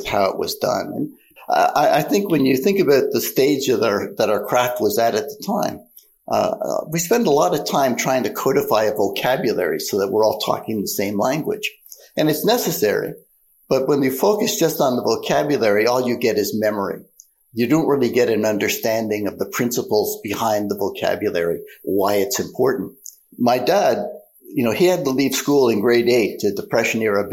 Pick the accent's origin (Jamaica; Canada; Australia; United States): Canada; I am a Canadian. I'm a proud Canadian. And frankly, Canada had paid for my undergrad.